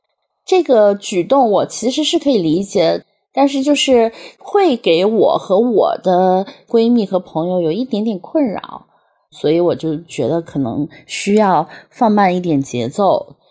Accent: Sichuan, China; now in Beijing, China; 我是四川人，今年三十五岁，生活在北京，目前从事的职业是品牌营销

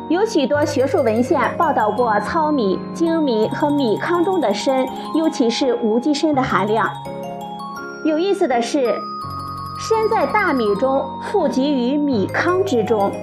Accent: China; 对于我们中国人来说，无法不吃米饭

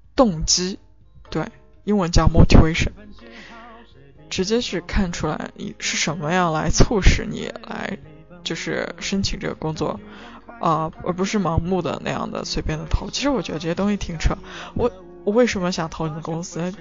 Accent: China; moved away as an adult; now in United Kingdom; 我们中国人也是蛮擅长的

